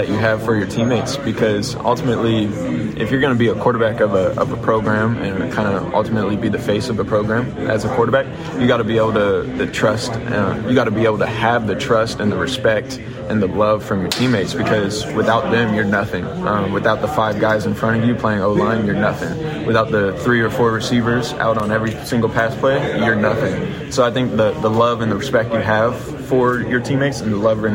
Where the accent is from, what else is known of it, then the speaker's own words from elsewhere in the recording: California, United States; moved away as an adult; now in Lafayette, United States; born and raised in California